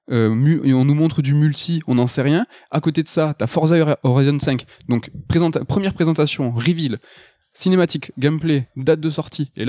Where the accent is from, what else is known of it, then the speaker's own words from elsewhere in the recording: France; enfin nous en tant que Français on adore le Arkane Lyon